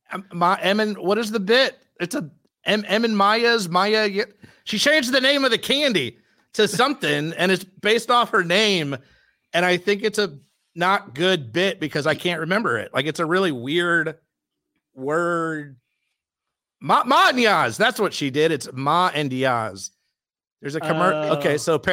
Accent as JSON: {"language": "English", "region": "Georgia", "country": "United States", "said": "I'm from Georgia. I get it."}